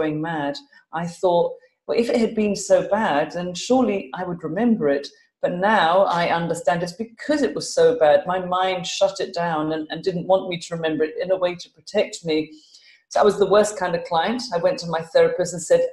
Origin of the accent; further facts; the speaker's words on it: London, United Kingdom; now in Glasgow, United Kingdom; I am a Londoner, but I live in Glasgow in Scotland